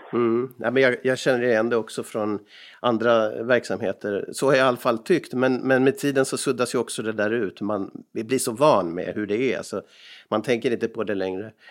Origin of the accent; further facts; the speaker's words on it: Sweden; now in Finland; jag som annan svensk här i landet